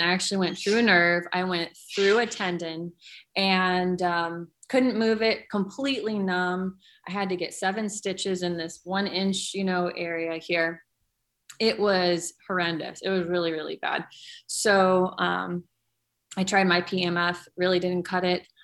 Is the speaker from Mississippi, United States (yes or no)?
no; California, United States; I grew up in California